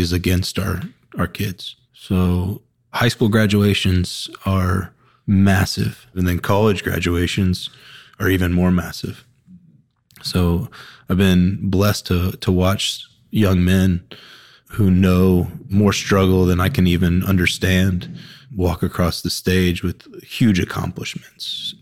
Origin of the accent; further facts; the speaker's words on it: Woodstock, Georgia, United States; now in Charlotte, United States; I'm from Woodstock, Georgia, which is just north of Atlanta